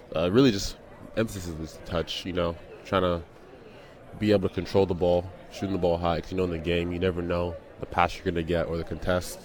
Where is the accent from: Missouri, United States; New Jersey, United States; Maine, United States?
Missouri, United States; also born or lived in London / Nigeria; now in Toronto, Canada; I grew up with him in Missouri.